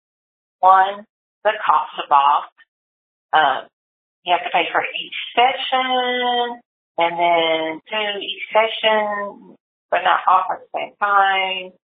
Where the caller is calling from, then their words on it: Lewisville, Texas, United States; I'm calling from Louisville, Texas.